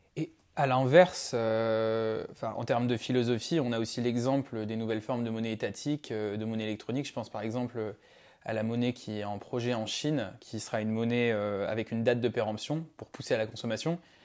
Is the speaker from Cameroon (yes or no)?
no; Madagascar; nous on a grandi à Madagascar avec Lucas